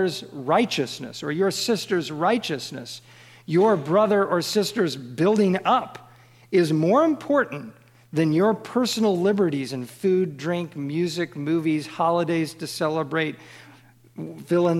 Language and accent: English; Kansas City, United States; I grew up in Kansas City